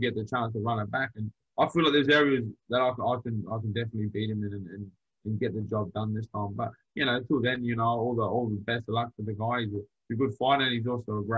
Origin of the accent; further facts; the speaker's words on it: Adelaide, South Australia, Australia; once again, I'm from Adelaide